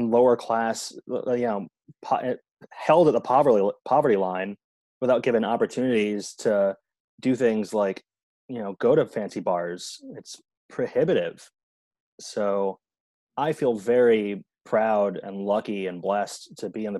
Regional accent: New York City, New York, United States; I'm just a black guy, but I'm from Park Slope. I was raised in a solidly middle class family

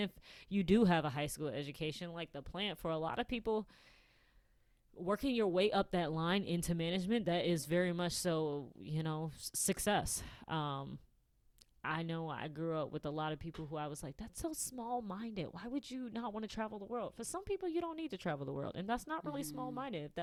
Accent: Michigan, United States; being a Midwesterner

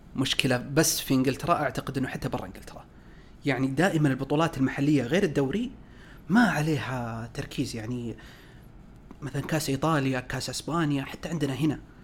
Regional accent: Saudi Arabia; احنا كسعوديين

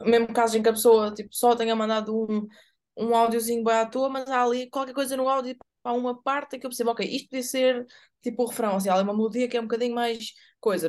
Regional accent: Évora, Alentejo, Portugal; moved away; lá em Évora onde eu cresci

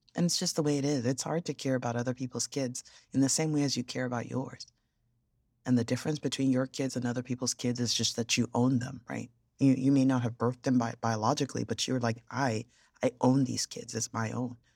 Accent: Yorubaland, Nigeria; I'm Nigerian, but I'm originally Yoruba

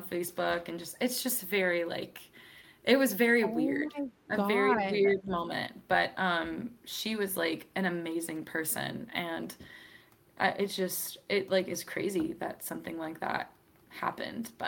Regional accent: Wellsboro, Pennsylvania, United States; moved away; also born or lived in Seattle, Washington / Virginia; that's where I did like all of my middle school, high schooling, all of that stuff. So I usually say I'm from Pennsylvania, but we lived in a very small town called Wellsboro, Pennsylvania

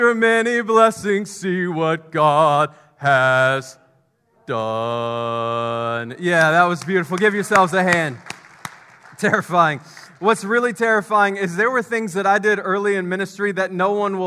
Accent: Memphis, Tennessee, United States; I grew up in Memphis

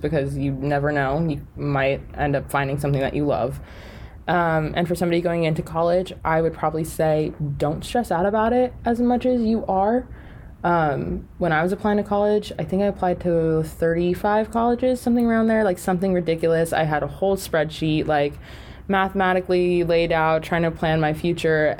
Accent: California, United States; also born or lived in Las Vegas, Nevada; now in Los Angeles, United States; I was born and raised California, and then grew up loving the Raiders because moved to Las Vegas

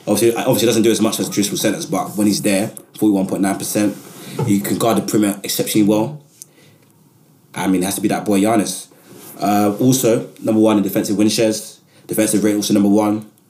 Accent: Nigeria; and I'm a Nigerian man.

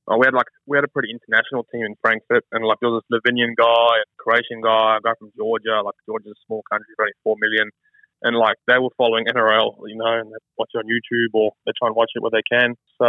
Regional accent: South Africa; now in Australia; I mean, I'm happily Australian, but proudly South African.

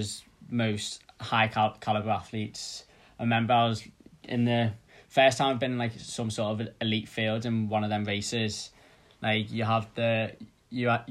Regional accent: the Wirral, North West England, United Kingdom; now in Teddington, United Kingdom; I'm from the Wirral, which, in case you don't know, is a little area outside of Liverpool.

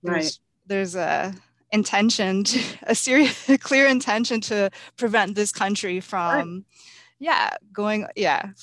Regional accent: United States; I grew up in the United States, that I'm not an immigrant either myself

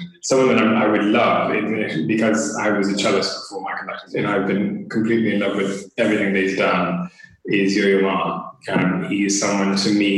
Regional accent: United States; moved away as an adult; now in United Kingdom; I'm from the United States. I was attending a public school system

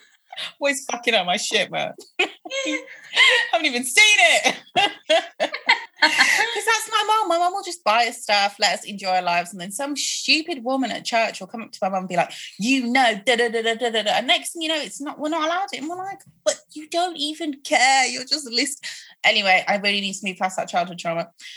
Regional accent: Croydon, London, United Kingdom; born there; I'm like, first of all, I was born in Croydon. I don't know anything about this country shit you guys.

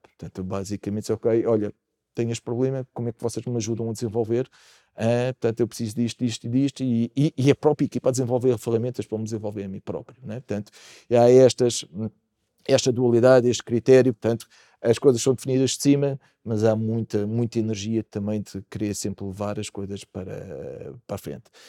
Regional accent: Portugal; Aconteceu-nos isso também como portugueses

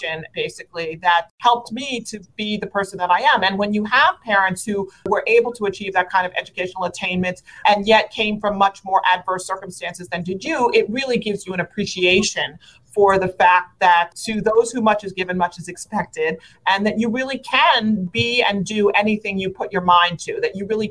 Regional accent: New York City, New York, United States; I grew up in Brooklyn, New York. I'm born and raised there. I still live there to this day

